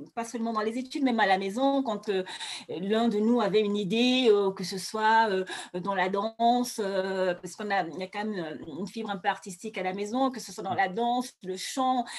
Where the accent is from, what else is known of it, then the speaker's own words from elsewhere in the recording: Douala, Littoral, Cameroon; moved away; also born or lived in Yaoundé; Moi, je suis née à Douala. Je suis née, j'ai grandi à Douala